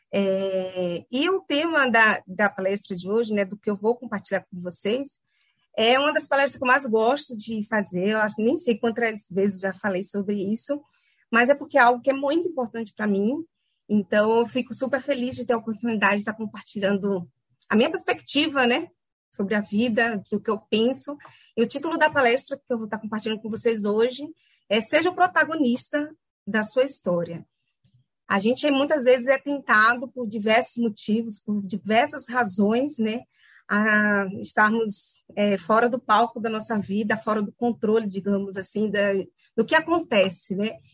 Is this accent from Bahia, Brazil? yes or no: yes; Salvador, Bahia, Brazil; moved away as an adult; also born or lived in São Paulo; na onde eu nasci, né, no Lobato, né, lá no subúrbio